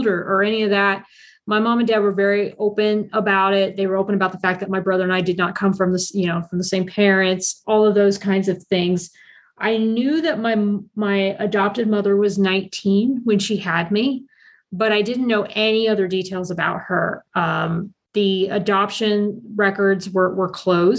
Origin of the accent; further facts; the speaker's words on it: Columbus, Ohio, United States; I'm originally from Columbus, Ohio, and I was adopted through Catholic Social Services